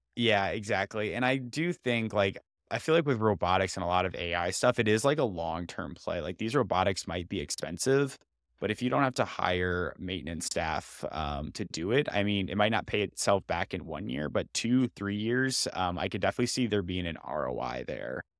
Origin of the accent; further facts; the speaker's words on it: Iowa, United States; I grew up in Iowa, but I actually never, I've been on a farm less than five times in my life